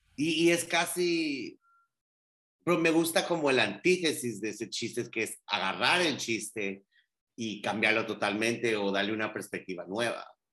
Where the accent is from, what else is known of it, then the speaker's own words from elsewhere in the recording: Guatemala; first language Spanish; now in Miami, United States; yo soy guatemalteco